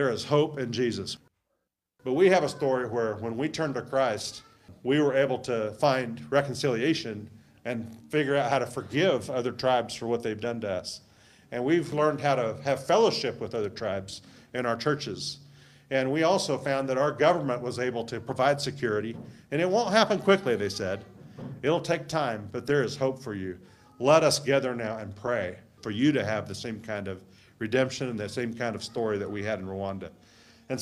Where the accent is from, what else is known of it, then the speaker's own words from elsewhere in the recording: United States; I'm from the United States